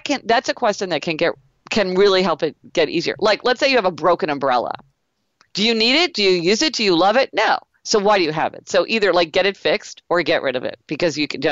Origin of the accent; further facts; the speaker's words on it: Kansas City, Missouri, United States; I grew up in Kansas City, Missouri